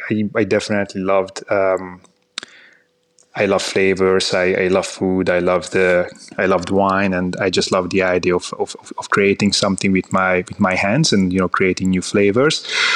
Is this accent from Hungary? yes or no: yes; Hungary; So, I'm from Hungary. So I was born and I grew up in Hungary, in the Hungarian countryside, close to the Austrian border.